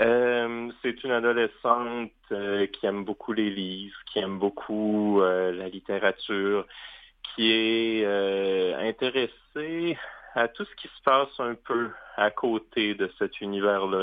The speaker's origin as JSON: {"language": "French", "town": "Baie-Comeau", "region": "Quebec", "country": "Canada", "tie": "born or raised there", "said": "quand j'étais euh, tout petit, on se promenait en voiture près de Bécomo, ma ville natale"}